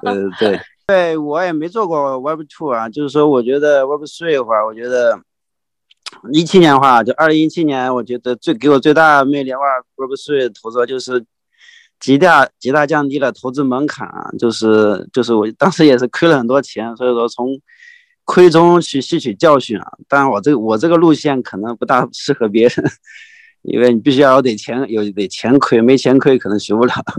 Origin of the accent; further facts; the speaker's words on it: Wenzhou, Zhejiang, China; 我是温州人嘛